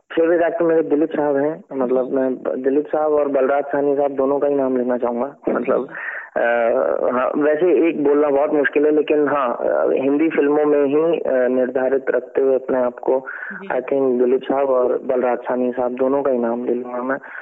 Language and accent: Hindi; Delhi, India; now in Mumbai, India; मैं दिल्ली से था तो जब मैं बॉम्बे आया